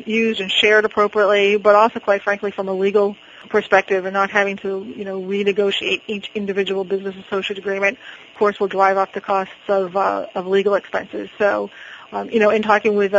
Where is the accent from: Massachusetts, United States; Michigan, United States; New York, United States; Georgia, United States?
Massachusetts, United States; Boston; I'm from Boston.